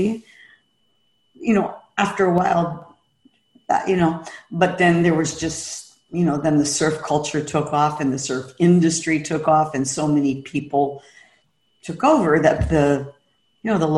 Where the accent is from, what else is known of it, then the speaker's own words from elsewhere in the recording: San Francisco, California, United States; now in Kauai, United States; I was born and raised in San Francisco